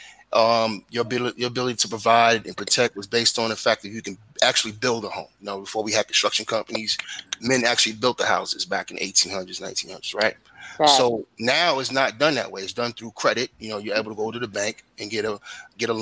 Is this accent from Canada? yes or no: no; New York City, New York, United States; I come from Brooklyn